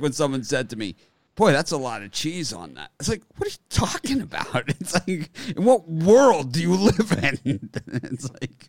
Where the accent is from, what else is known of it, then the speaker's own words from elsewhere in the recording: Florida, United States; I'm from Florida, which is more geographically south than the deep south.